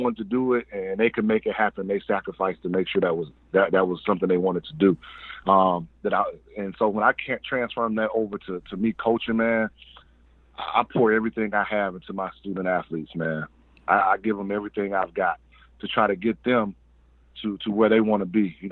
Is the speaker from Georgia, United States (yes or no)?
yes; Atlanta, Georgia, United States; I'm born and raised Southwest Atlanta, Ben Hill to be exact